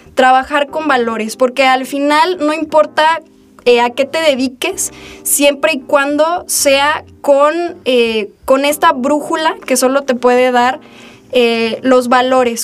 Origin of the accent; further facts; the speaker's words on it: Aguascalientes, Mexico; also born or lived in Guadalajara, Jalisco / Encarnación de Díaz, Jalisco; desde que tengo tres años vivo aquí en Aguascalientes. Sin embargo, mis orígenes, mi familia, mi sangre, pues es de Encarnación de Díaz, de los Altos de Jalisco. Eh, nací en Guadalajara